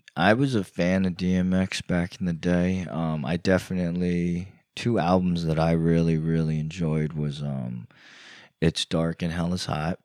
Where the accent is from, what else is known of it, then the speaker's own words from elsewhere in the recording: New York, United States; moved away; also born or lived in Virginia / Florida; I grew up in New York